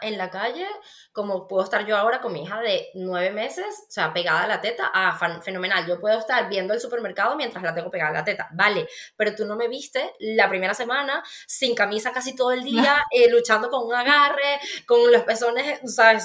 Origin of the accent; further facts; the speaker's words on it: Venezuela; now in Spain; yo soy venezolana, la gente que no me conoce, pues ya lo va a saber, igual por mi acento. Y claro, viniendo de Venezuela